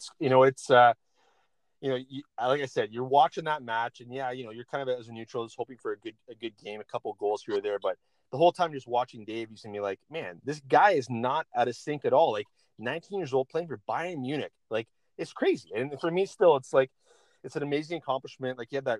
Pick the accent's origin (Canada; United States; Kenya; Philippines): Canada; It's super exciting as a Canadian soccer fan.